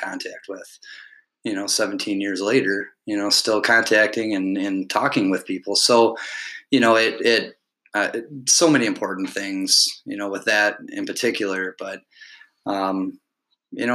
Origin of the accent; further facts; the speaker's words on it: Alpena, Michigan, United States; also born or lived in Ypsilanti, Michigan / Ann Arbor, Michigan; I grew up in this city called Alpena. I was born and raised here.